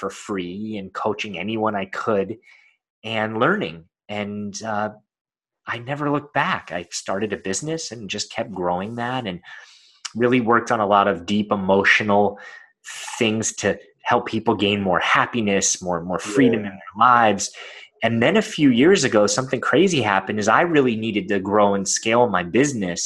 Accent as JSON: {"language": "English", "town": "Los Angeles", "region": "California", "country": "United States", "tie": "born or raised there", "said": "I was born in Los Angeles, California"}